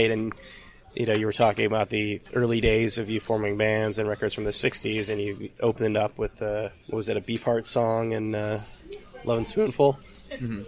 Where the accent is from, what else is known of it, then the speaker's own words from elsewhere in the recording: California, United States; now in New York, United States; I'm from California